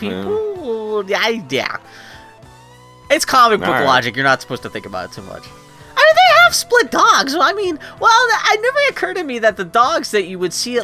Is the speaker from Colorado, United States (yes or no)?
no; Pittsburgh, Pennsylvania, United States; I'm from Pittsburgh